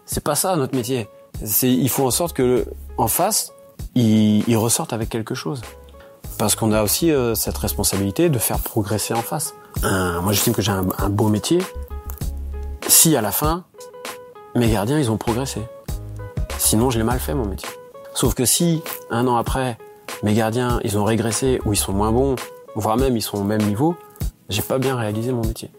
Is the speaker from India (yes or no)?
no; Plancoët, Brittany, France; je suis originaire donc de Planquette, c'est pas loin